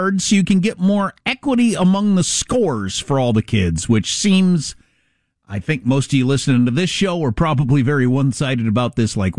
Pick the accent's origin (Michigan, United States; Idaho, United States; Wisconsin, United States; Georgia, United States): Wisconsin, United States; Southwest; As a kid growing up in Southwest Wisconsin, I was around a lot of Catholic kids